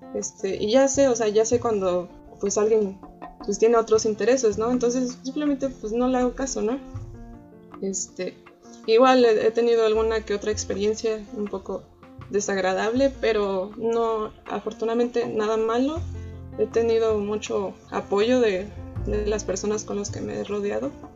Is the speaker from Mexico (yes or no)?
yes; Xalapa, Veracruz, Mexico; also born or lived in Hermosillo, Sonora; yo a la edad de 7 años, o 8 más o menos, eh, viajé a la ciudad de Veracruz porque, bueno, a la ciudad de Jalapa, en el estado de Veracruz.